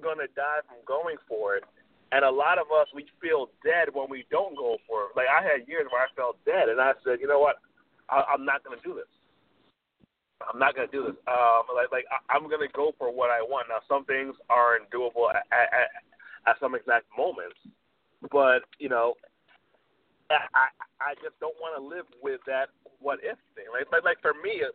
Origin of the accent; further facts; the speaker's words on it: Jamaica; he's Jamaican, I'm Jamaican, so it's kind of an old school upbringing